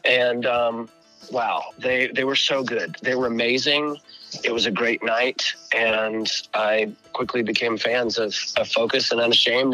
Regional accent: Northwest Arkansas, United States; now in Des Moines, United States; Northwest Arkansas

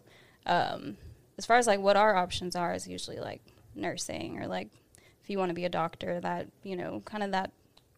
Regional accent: Nashville, Tennessee, United States; also born or lived in Columbia, Tennessee / Nolensville, Tennessee; I was born in Columbia, Tennessee, mm-hmm. and then I think we moved out to Antioch real short after that. So I was in Antioch all my life, up until like freshman year when we moved to Nolensville or whatever.

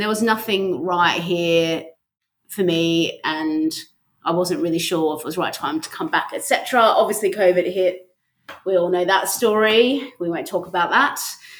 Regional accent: Australia; also born or lived in London; I'm an Aussie, yes.

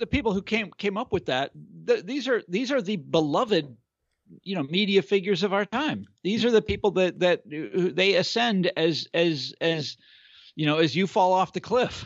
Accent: Kansas, United States; I'm from Kansas

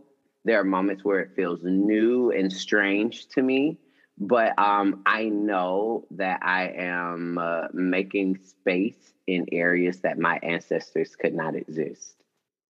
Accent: Atlanta, Georgia, United States; also born or lived in College Park, Georgia; I grew up in Atlanta

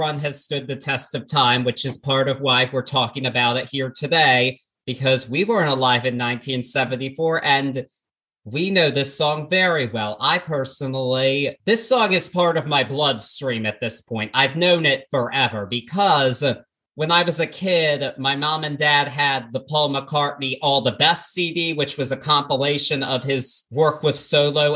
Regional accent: Baltimore, Maryland, United States; in my hometown of Baltimore

